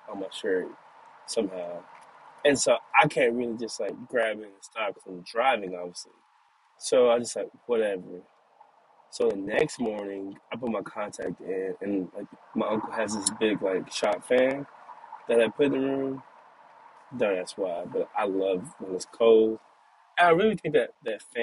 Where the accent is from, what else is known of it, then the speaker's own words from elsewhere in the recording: Caddo Mills, Texas, United States; moved away; I'm from Cattle Mills, Texas. So I came back home